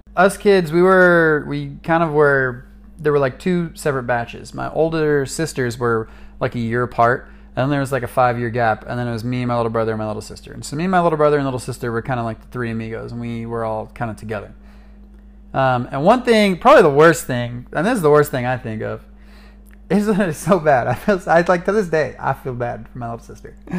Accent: Atascadero, California, United States; my hometown of Atascadero, California

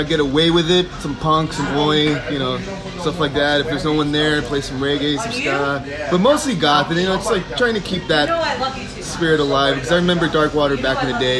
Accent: New York City, New York, United States; also born or lived in East Los Angeles, California / Guatemala (parents) / Chinatown, New York; My New York roots is the west side of the city, Hell's Kitchen, 48th and 10th Street

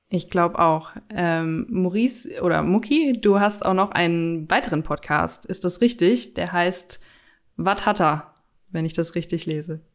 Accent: Cologne, North Rhine-Westphalia, Germany; als Kölner

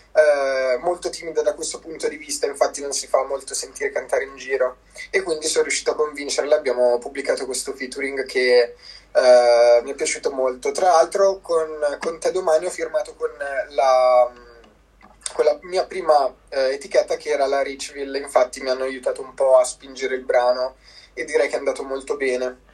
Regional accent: province of Como, Lombardy, Italy; vengo dalla provincia di Como

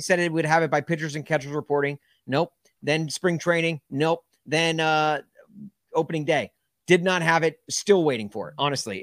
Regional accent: Nashville, Tennessee, United States; growing up in Nashville

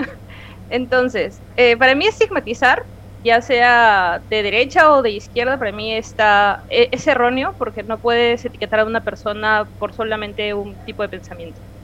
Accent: Peruvian coast, Peru

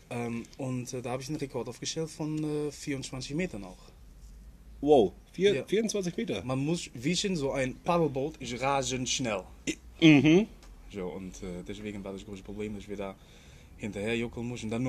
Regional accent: Netherlands; born there; Ja, ich komme gebürtig aus äh, den Niederlanden.

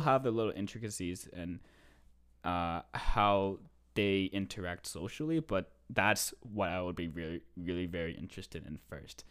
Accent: East Coast, United States; now in Canada; I am originally from the States

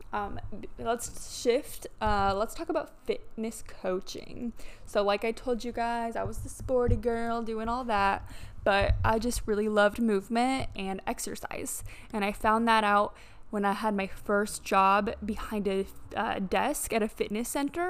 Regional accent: Midland, Michigan, United States; also born or lived in Texas; now in Miami, United States; I grew up in Midland, Michigan, small town, um, all the way up there.

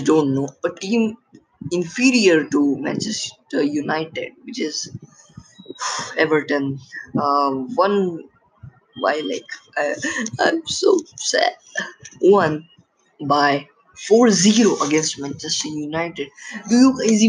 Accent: India; I'm from India

